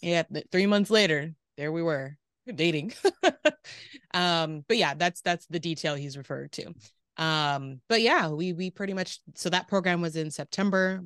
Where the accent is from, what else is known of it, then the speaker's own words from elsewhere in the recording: Riverside, California, United States; also born or lived in Moreno Valley, California / Davis, California; I was born and raised in the Inland Empire